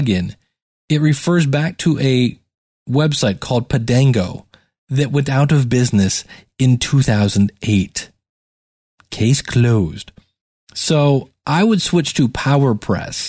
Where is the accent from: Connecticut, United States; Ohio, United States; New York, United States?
Ohio, United States; Cleveland; I'm from Cleveland, Ohio.